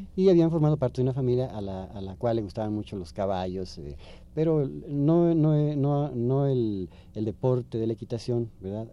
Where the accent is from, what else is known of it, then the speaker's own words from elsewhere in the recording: Chiapas, Mexico; also born or lived in San Cristóbal de las Casas, Chiapas; now in Mexico City, Mexico; a los cinco años eh, volvimos otra vez a Chiapas